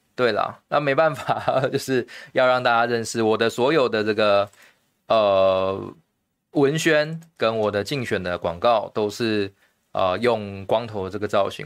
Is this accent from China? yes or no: no; Taiwan; 我们台湾人很善良